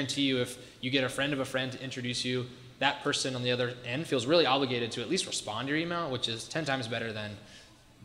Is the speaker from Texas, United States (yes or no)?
no; Ohio, United States; moved away as an adult; also born or lived in Washington, District of Columbia, United States; I grew up in Ohio, small rural farm town